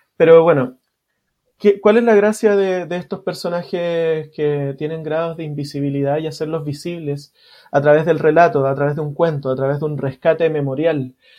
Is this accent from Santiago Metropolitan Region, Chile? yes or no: yes; Santiago, Santiago Metropolitan Region, Chile; yo crecí en una población, en Cerro Navia.